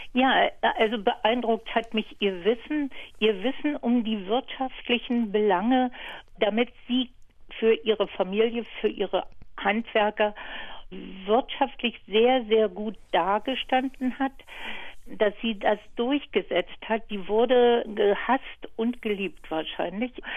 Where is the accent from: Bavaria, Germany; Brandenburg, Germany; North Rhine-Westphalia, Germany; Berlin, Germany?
Brandenburg, Germany; Neuglobsow; gehört zu meiner Heimat